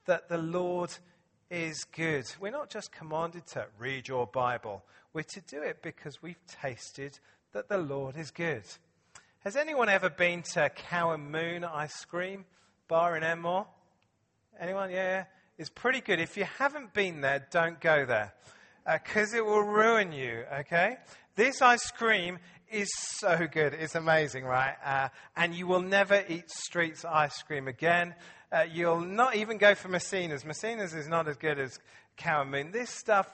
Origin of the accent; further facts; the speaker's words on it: England, United Kingdom; I'm English